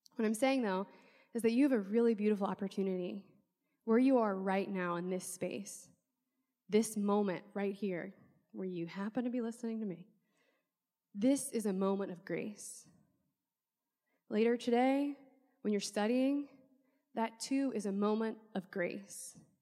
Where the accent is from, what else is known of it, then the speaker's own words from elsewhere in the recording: New Orleans, Louisiana, United States; I'm from New Orleans